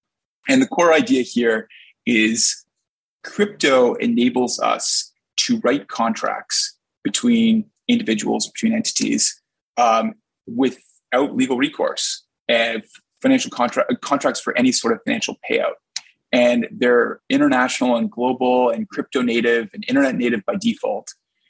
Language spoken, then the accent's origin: English; Edmonton, Alberta, Canada; Well, I can give a great answer because I grew up in Edmonton, like as a little kid during the Gretzky dynasty era.